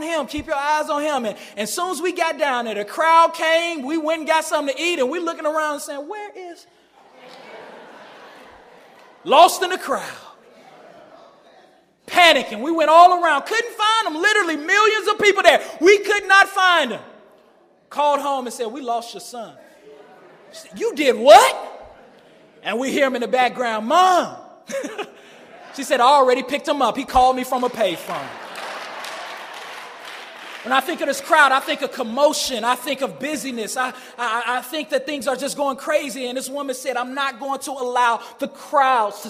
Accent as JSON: {"language": "English", "town": "Chicago", "region": "Illinois", "country": "United States", "tie": "born or raised there", "said": "I grew up in Chicago, grew up in the Shy"}